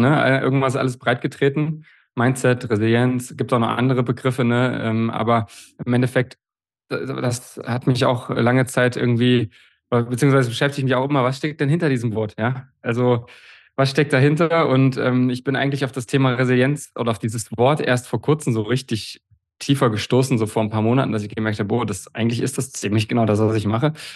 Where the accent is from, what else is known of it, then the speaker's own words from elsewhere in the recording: Bernburg, Saxony-Anhalt, Germany; das war ja damals in Bernburg in der Saale, in meinem Heimatort